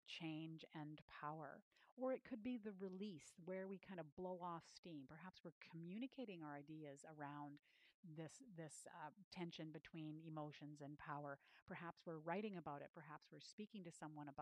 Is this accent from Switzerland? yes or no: no; Canada; I'm a Canadian